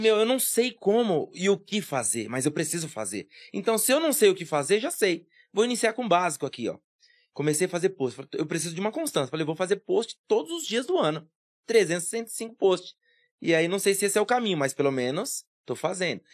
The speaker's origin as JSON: {"language": "Portuguese", "town": "Guarulhos", "region": "São Paulo", "country": "Brazil", "tie": "born or raised there", "said": "eu nasci aqui em Guarulhos mesmo, no bairro do Vila Barros"}